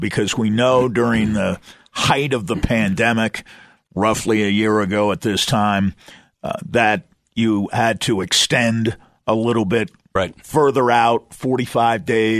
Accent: East Coast, United States; I grew up on the East Coast, and it was fall after Labor Day back there.

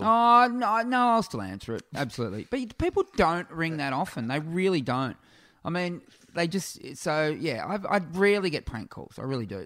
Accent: Warrnambool, Victoria, Australia; now in Melbourne, Australia; my hometown of Warrnambool in South West Victoria

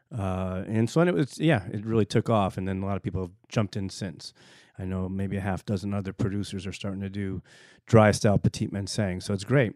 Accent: East Coast, United States; also born or lived in Burgundy, France / Virginia; I grew up in, in the East Coast

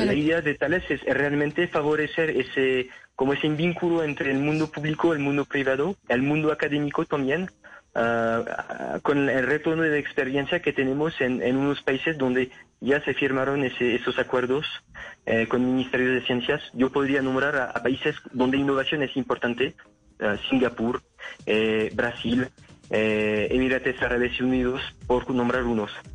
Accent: France; accent: French; now in Colombia; aunque yo tenga un acento un poco francés

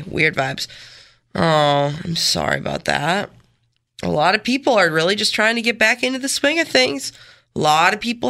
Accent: Canandaigua, New York, United States; growing up in Canandaigua, it's just such a, there's not a lot of diversity.

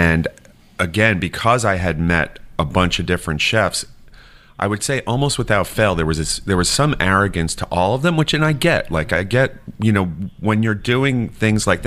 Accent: New York City, New York, United States; moved away as an adult; now in Savannah, United States; I grew up in Staten Island

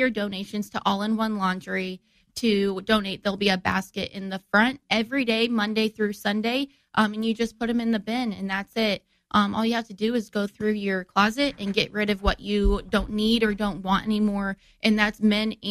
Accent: Divernon, Illinois, United States; I'm from Divernon, and when I was little, I used to ride my bike around

